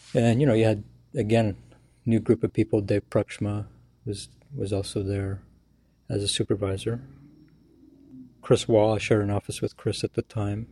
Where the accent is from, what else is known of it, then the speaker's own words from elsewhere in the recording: Canada; moved away as an adult; also born or lived in Ireland / New York / Burbank; I'm a Canadian citizen